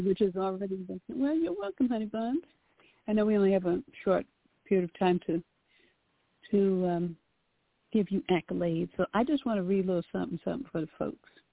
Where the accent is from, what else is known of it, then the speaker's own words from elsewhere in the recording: New York, United States; moved away; We we're originally from New York